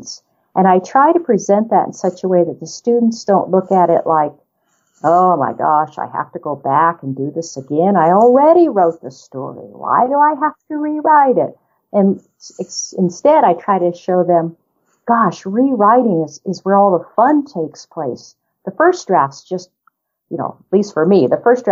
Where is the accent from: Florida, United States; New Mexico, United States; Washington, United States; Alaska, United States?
New Mexico, United States; also born or lived in southern Colorado; now in Colorado, United States; I grew up in New Mexico, and as did most of my family, in fact, and I now live in southern Colorado